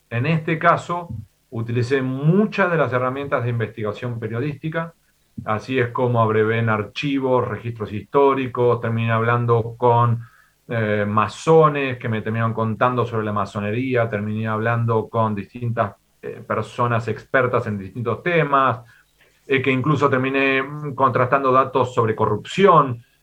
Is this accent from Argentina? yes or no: yes; Argentina; moved away as an adult; also born or lived in Spain / United States; yo soy nacido en América Latina, soy y me considero argentino